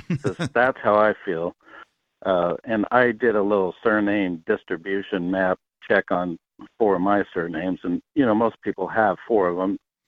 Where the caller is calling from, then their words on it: South Dakota, United States; I'm calling from South Dakota